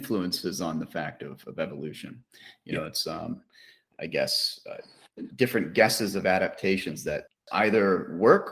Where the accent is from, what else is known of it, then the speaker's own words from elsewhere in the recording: Pennsylvania, United States; now in Arizona, United States; I grew up in Pennsylvania